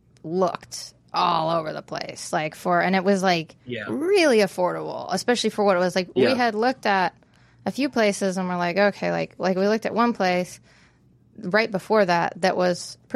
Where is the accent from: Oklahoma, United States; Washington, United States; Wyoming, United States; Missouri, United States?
Wyoming, United States; Casper; moved away; I'm from Casper, Wyoming.